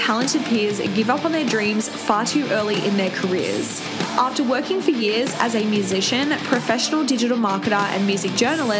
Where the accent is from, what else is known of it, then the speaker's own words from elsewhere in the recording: Sydney, New South Wales, Australia; moved away as an adult; now in Melbourne, Australia; growing up in the Shire